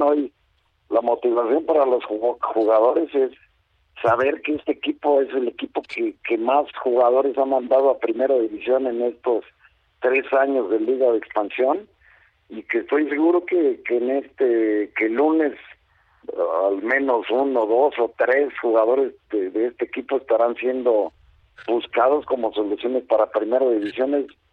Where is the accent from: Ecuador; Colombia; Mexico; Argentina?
Mexico; soy un entrenador mexicano muy preparado